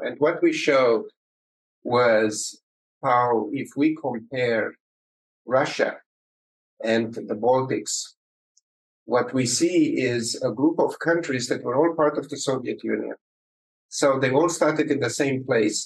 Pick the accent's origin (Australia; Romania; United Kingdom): Romania; moved away; I started uh, life in uh, in communist Romania